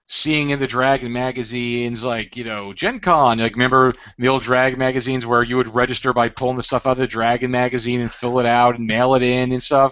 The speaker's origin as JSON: {"language": "English", "area": "Broward County", "region": "Florida", "country": "United States", "tie": "born or raised there", "lives_now": "Boca Raton, United States", "said": "I grew up in Broward"}